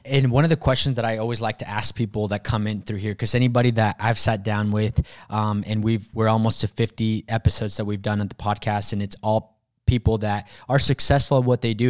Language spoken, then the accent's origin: English; Mexico; moved away; I was born in Mexico.